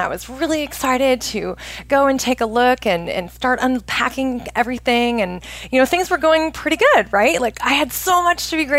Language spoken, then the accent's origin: English; Oregon, United States; moved away as an adult; I grew up in Oregon